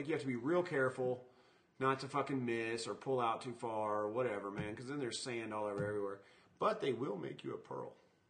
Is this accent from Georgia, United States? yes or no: no; Phoenix, Arizona, United States; It's cold where I'm from. I'm from Phoenix.